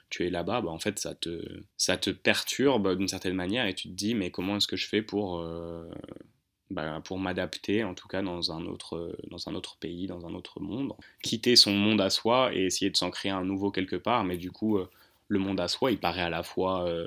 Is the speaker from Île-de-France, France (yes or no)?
yes; Hauts-de-Seine, likely Asnières-sur-Seine, Île-de-France, France; Dans 92, euh, bah, là où j'ai grandi, quoi.